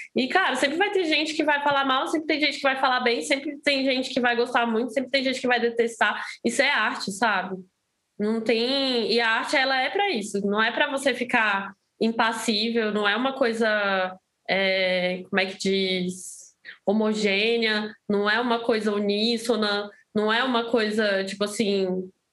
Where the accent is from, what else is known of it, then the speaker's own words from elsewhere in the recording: Brasília, Federal District, Brazil; moved away as an adult; now in São Paulo, Brazil; sou de Brasília, né? Eu morava em Brasília antes de mudar para São Paulo